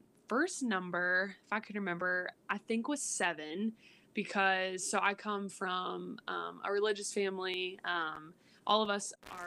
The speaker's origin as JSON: {"language": "English", "town": "Floyds Knobs", "region": "Indiana", "country": "United States", "moved": "as an adult", "lives_now": "Lexington, United States", "said": "I'm originally from Floyd's Knobs, Indiana, about an hour and a half away"}